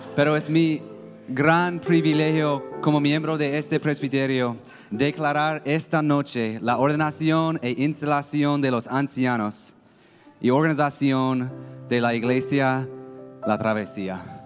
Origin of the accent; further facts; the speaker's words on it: United States; accent: gringo; Spanish is a second language; tengo una cara gringa y una voz gringa también